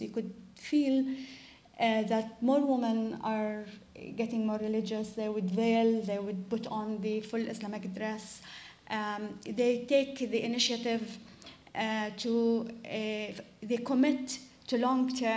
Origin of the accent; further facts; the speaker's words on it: West Bank, Palestine; I grew up in the West Bank